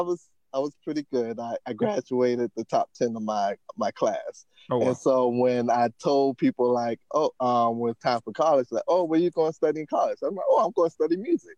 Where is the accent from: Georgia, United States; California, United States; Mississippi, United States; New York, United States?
Georgia, United States; Savannah; moved away as an adult; also born or lived in Massachusetts; now in Los Angeles, United States; I went to my hometown, Savannah State University